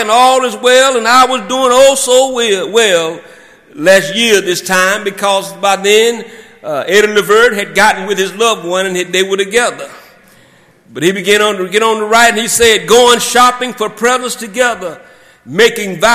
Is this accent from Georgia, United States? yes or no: yes; South Georgia, United States; growing up in South Georgia, and my parents would drop me off at my grandfather's, who had a farm in Thomas County.